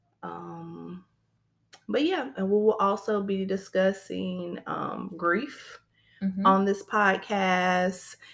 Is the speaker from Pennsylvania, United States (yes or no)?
no; Shelbyville, Tennessee, United States; I'm born and raised in Shelbyville, Tennessee.